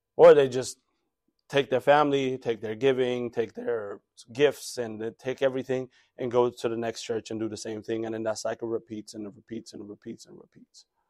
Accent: DMV, United States; When I was growing up around here, by the way, it used to be a suburb

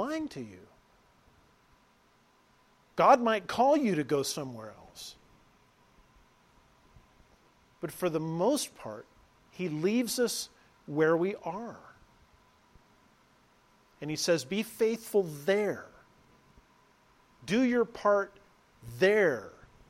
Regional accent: Southern California, United States; moved away; I was raised in Southern California

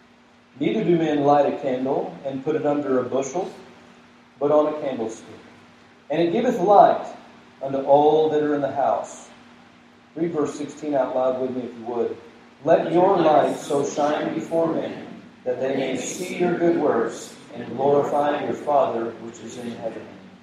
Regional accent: the South, United States; but even growing up in the South, I know a little bit of the value of salt

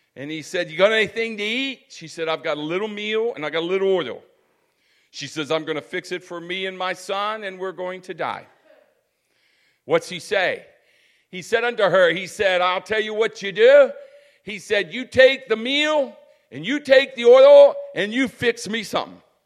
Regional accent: United States; As an American people

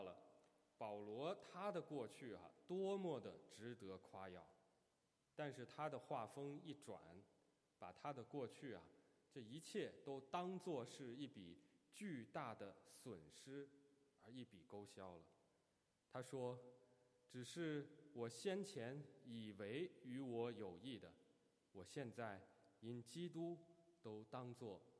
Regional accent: China; 用我们中国人的话说。就是这个出身背景好啊。

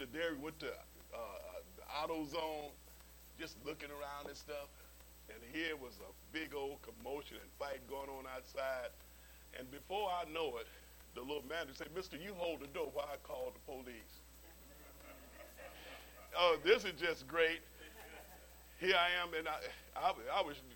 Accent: Okmulgee, Oklahoma, United States; Okmulgee, my hometown down in Oklahoma?

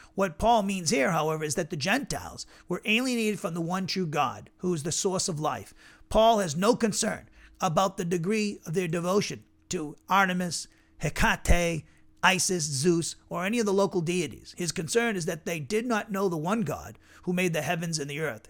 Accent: Massachusetts, United States; now in Alabama, United States; where I grew up in Massachusetts

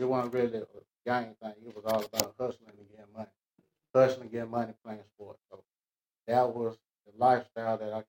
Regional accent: Atlanta, Georgia, United States; I was born and raised in Atlanta

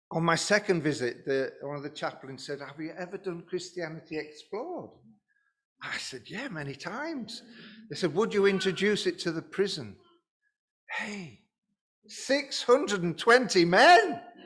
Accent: Lincoln, East Midlands, United Kingdom; I'm from Lincoln, and I was the pastor of Lincoln Evangelical Church.

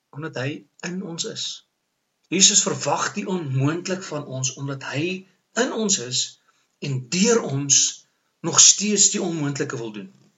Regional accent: South Africa; Ons is mos Suid-Afrikaners

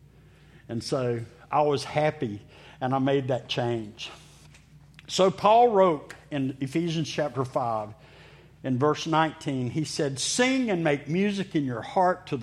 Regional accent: Meridian, Mississippi, United States; I grew up in Mississippi, in Meridian, Mississippi

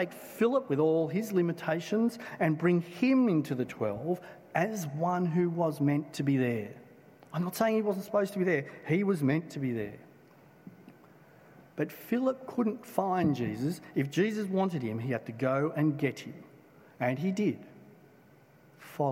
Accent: Blacktown, New South Wales, Australia; I grew up in Blacktown

